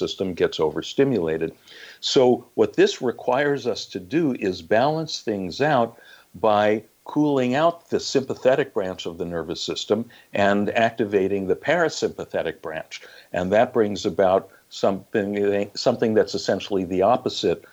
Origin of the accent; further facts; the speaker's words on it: Los Angeles, California, United States; moved away as an adult; also born or lived in Long Island, New York / Santa Monica, California; I actually lived in a different part of the Los Angeles area in the Valley